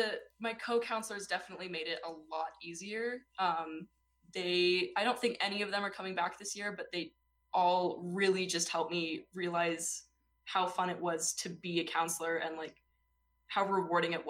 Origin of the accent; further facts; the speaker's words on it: Utah, United States; I'm from Utah. I'm not from California.